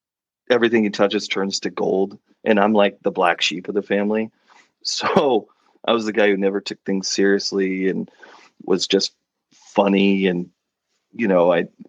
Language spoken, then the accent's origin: English; Oregon, United States; moved away as an adult; also born or lived in Rhode Island; Oregon, lived in Oregon, lived there until I graduated high school